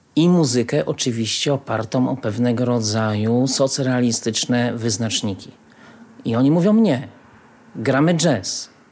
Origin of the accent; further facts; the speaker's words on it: Łódź, Łódź Voivodeship, Poland; ja się urodziłem w Łodzi i jestem z miasta Łodzi